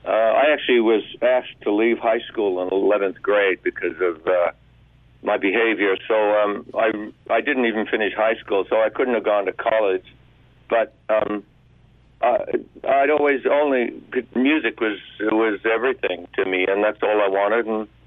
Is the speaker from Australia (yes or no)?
yes; Australia; My dad was in the Australian Army, so we moved around every couple of years, which was a real drag, but it got me into a love of traveling.